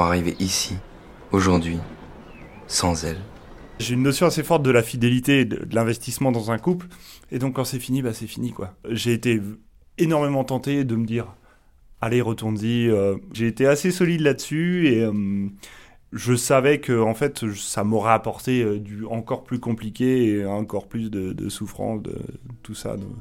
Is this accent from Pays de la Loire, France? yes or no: yes; Pays de la Loire, France; now in Paris, France; je viens euh, des Pays de la Loire, maintenant je travaille à Paris